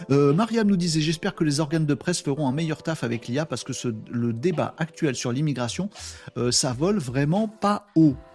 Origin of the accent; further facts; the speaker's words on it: Hauts-de-France, France; Nous, à la Saint-Nicolas, quand j'étais môme dans le Nord, on se balançait, c'était, c'était le bazar.